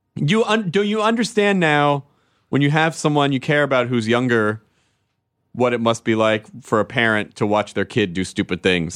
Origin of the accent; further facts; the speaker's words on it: the South, United States; moved away; growing up in the South